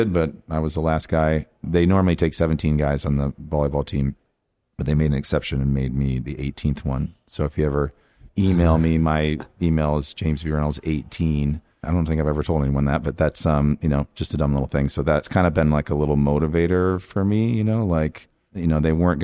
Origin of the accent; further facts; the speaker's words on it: Lake Orion, Michigan, United States; I grew up in Lake Orion, Michigan. I went to school there, K through 12